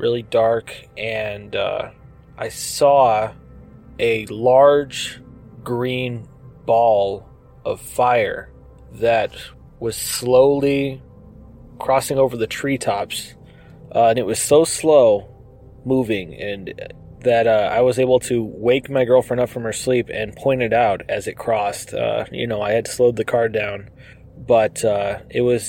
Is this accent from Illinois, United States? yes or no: no; southwest Colorado, United States; now in Los Angeles, United States; I grew up in a small rural town in southwest Colorado on a farm